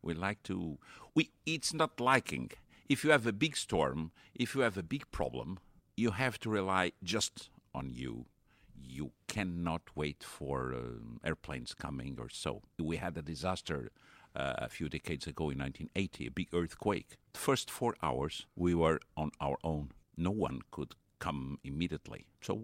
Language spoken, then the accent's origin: English; Angra do Heroísmo, Azores, Portugal; From Azores, Terceira, Angra do Heroísmo